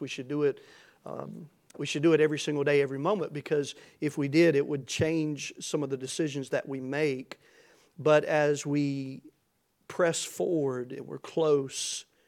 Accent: United States; I'm thankful to be an American, uh, to live in America and to be an American tonight

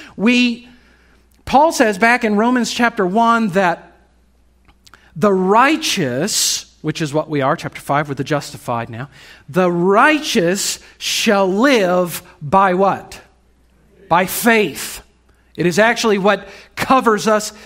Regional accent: United States; As American Christians

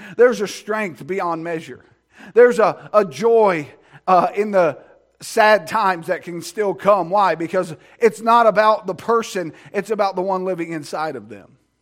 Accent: United States; I'm glad that I'm an American. I'm glad I live in America

